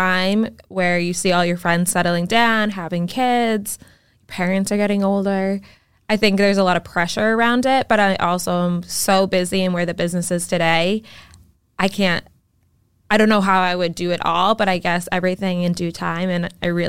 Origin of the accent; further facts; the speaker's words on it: Quincy, Massachusetts, United States; Born and raised in Quincy.